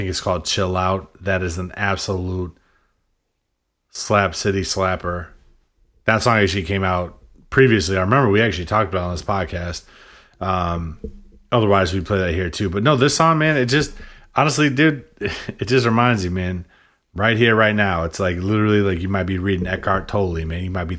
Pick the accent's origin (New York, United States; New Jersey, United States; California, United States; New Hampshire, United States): New Hampshire, United States; Mount Washington, dude. I'm definitely from New Hampshire.